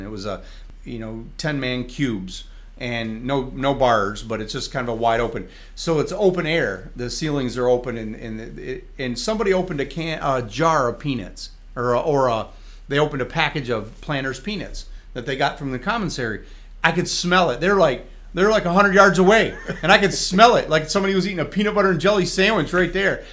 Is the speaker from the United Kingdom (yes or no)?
no; Jackson, Michigan, United States; my hometown, Jackson, Michigan